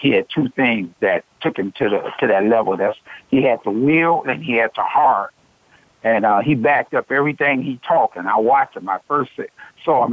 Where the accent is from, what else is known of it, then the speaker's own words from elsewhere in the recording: Chicago, Illinois, United States; also born or lived in Raleigh, North Carolina; I was from Chicago